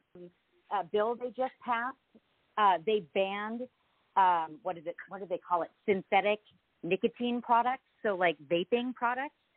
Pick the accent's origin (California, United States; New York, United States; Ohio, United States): California, United States; I'm from California